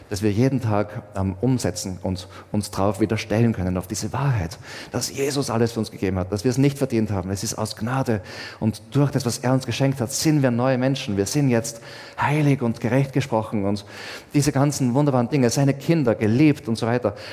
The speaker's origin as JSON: {"language": "German", "country": "Austria", "said": "Ich meine, ich zum Beispiel bin schon Österreicher, aber auch was anderes."}